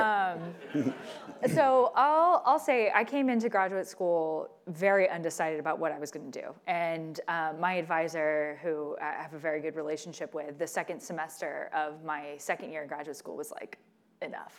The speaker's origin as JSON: {"language": "English", "region": "the South", "country": "United States", "tie": "born or raised there", "said": "my own background growing up in the South"}